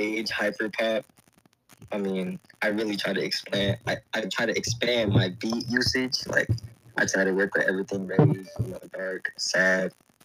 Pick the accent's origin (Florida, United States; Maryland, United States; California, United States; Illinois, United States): Florida, United States; Orlando; I'm from Florida, Orlando, Florida